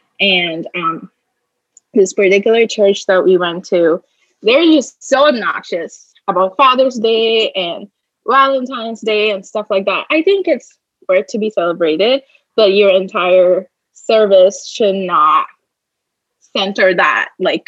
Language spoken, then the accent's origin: English; Hyderabad, Telangana, India; now in United States; No. You were just like, so where are you from? And I was like, you know, I'm from Hyderabad.